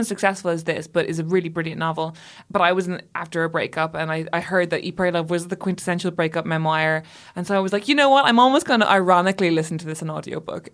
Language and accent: English; Ireland; I grew up Catholic and in Ireland